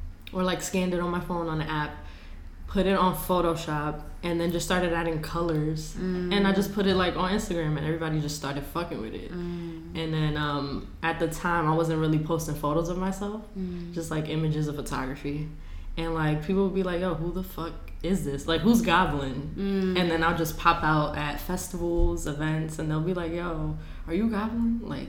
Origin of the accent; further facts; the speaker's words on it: New York City, New York, United States; I'm from the Bronx, born and raised.